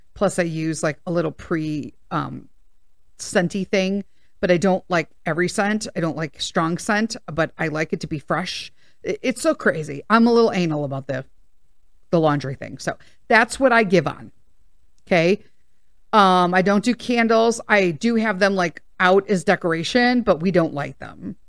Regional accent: United States; I'm an American

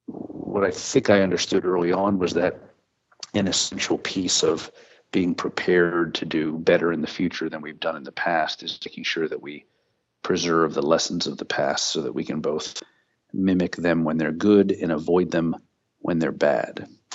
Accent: Pennsylvania, United States; Well, I grew up in the Pocono Mountains in Pennsylvania, where my uncle frequently took my brother and I out into the Pennsylvania woods

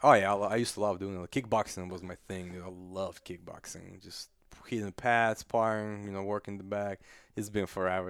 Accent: Kazakhstan; English is a second language; now in United States; I'm from Kazakhstan, I'm not from Russia, I'm from Central Asia.

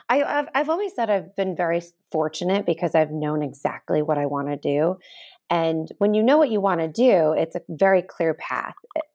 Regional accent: Ohio, United States; moved away as an adult; also born or lived in Chicago / New York City; So I'm a Midwestern girl. I'm from Ohio originally, and then I went to college in Chicago. So coming from the Midwest into New York City

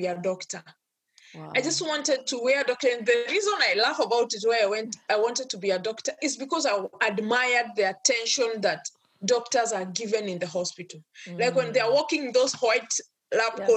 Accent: Kenya; now in United States; I'm born and brought up in Kenya, in an African culture

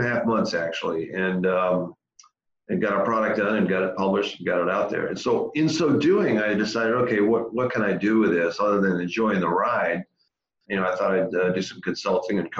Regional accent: Massachusetts, United States; I grew up in Massachusetts, born and raised

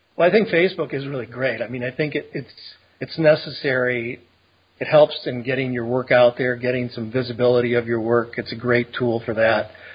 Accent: Detroit, Michigan, United States; I grew up in Detroit, and then we moved from there out to the suburbs.

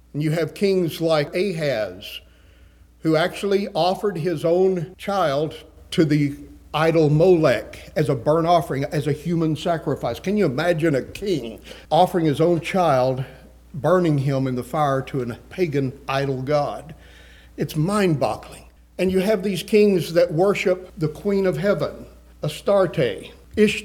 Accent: West Texas, United States; moved away; I came from West Texas on the high plains

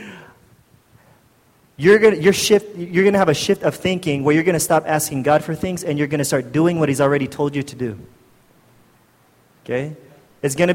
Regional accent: United States; moved away as an adult; now in Philippines; I'm from the States, and I moved here when I was 20-something years old

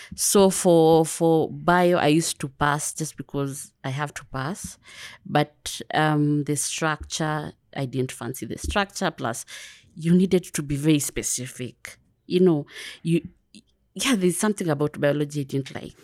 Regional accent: Kiambu County, Kenya; first language Kikuyu; English is a second language; moved away as an adult; also born or lived in Nairobi / Dar es Salaam, Tanzania / United Kingdom; I'm from Kiambu

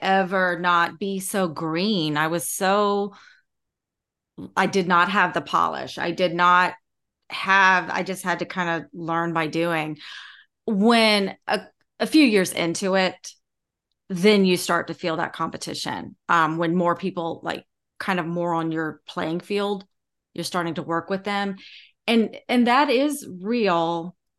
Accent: Charleston, South Carolina, United States; growing up in Charleston

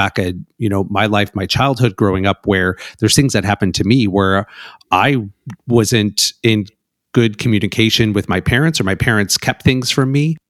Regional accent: Chicago, Illinois, United States; I'm from Chicago

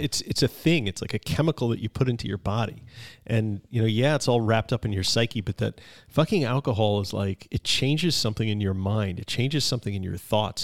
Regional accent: Long Island, New York, United States; I'm from Long Island

